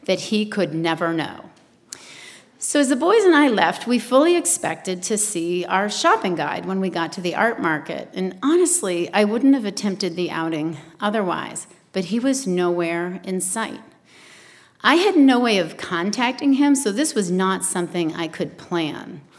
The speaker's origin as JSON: {"language": "English", "region": "New England", "country": "United States", "moved": "yes", "said": "I'm originally from New England"}